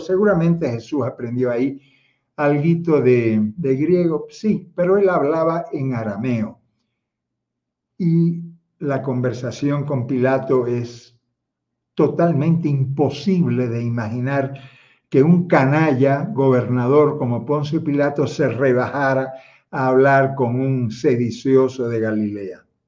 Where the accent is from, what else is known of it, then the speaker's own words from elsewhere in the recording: Havana, Cuba; now in Quito, Ecuador; yo nací en La Habana, hermano, en Marianao nací yo